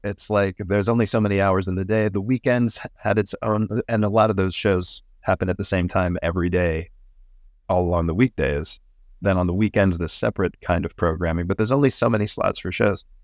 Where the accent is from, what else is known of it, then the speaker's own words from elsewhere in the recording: Pittsburgh, Pennsylvania, United States; my hometown of Pittsburgh